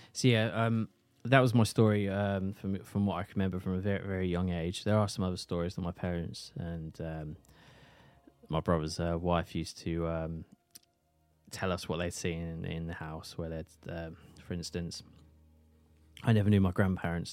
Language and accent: English; St Neots, East of England, United Kingdom; my hometown of Saint Neers